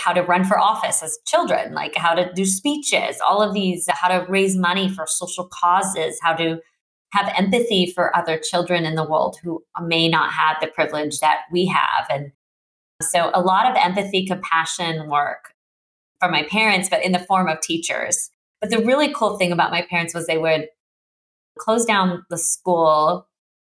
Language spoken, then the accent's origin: English; Santa Cruz, California, United States; I grew up in Santa Cruz, California